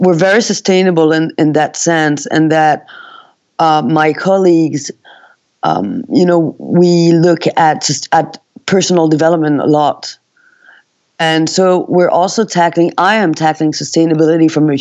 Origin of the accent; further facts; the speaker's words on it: Valais, Switzerland; I was born in Valais, which is Valais, in Switzerland